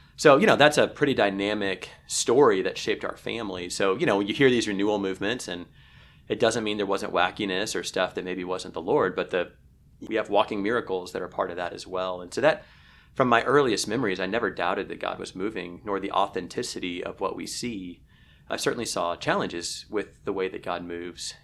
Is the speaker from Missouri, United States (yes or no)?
yes; Kansas City, Missouri, United States; the reason I grew up in Kansas City is entirely because of the Dallas Cowboys